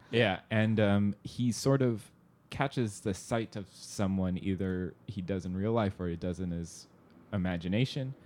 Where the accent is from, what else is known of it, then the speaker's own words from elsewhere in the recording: Southern California, United States; suburb where I grew up in Southern California